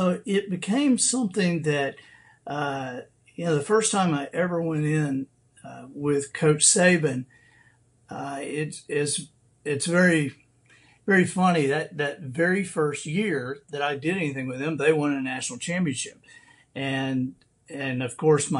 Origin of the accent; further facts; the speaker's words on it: Dothan, Alabama, United States; when I grew up in Dothan